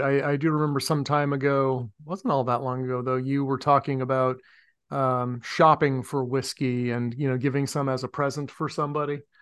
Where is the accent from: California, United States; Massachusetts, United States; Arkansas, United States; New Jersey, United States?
Massachusetts, United States; Medford; also born or lived in Somerville, Massachusetts; my hometown in Medford